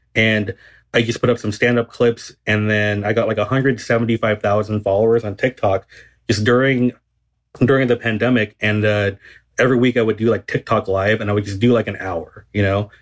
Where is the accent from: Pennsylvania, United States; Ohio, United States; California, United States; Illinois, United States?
California, United States; Garden Grove; I grew up in, um, Garden Grove, which is in Southern California